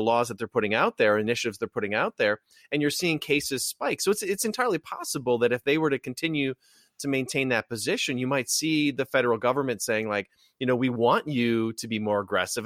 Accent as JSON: {"language": "English", "region": "Wisconsin", "country": "United States", "tie": "born or raised there", "said": "growing up in Wisconsin"}